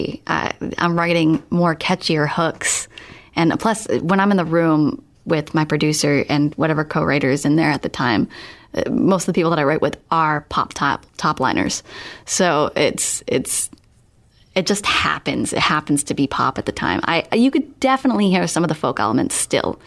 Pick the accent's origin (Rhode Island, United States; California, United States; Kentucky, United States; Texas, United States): Rhode Island, United States; Smithfield; my hometown of Smithfield, Rhode Island